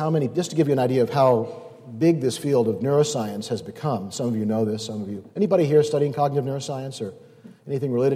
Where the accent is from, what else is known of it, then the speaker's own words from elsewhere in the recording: Northeast, United States; I'm from the Northeast